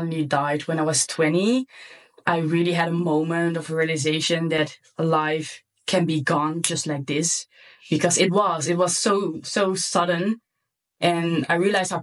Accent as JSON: {"language": "English", "country": "Netherlands", "tie": "born or raised there", "also_born_or_lived": "Curaçao", "second_language": "English", "said": "I'm born in Curaçao, which is like a super small island just above Venezuela. It's from the Dutch kingdom. And when I was 5 years old, I moved to the Netherlands"}